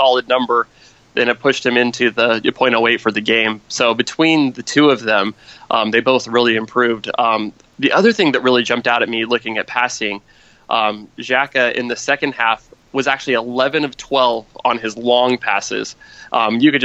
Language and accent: English; United States; I'm an American